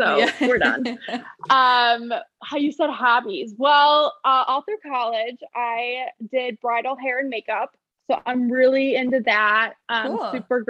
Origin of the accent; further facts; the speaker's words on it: Highland Park, Illinois, United States; I'm 24. I'm from the North Shore suburbs of Chicago, Highland Park. I'm still here, moved home from college. But I live alone. So I moved back home